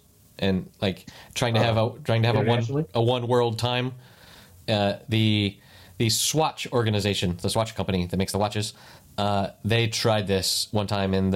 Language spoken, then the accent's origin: English; United States; moved away; as an American